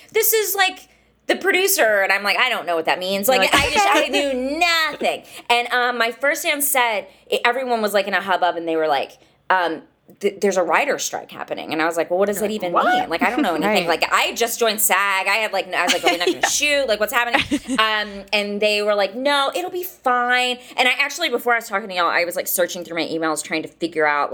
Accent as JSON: {"language": "English", "town": "Marshall", "region": "Texas", "country": "United States", "tie": "born or raised there", "also_born_or_lived": "Austin", "said": "I'm from Northeast Texas. I'm from a town called Marshall. I worked at the public library when I was in high school"}